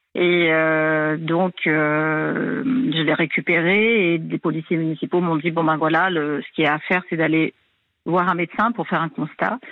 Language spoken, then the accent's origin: French; New Caledonia; now in Réunion; Alors moi, je suis pas réunionnaise d'origine. Hein, je suis de cœur depuis 2011, mais moi, je suis calédonienne d'origine d'une autre île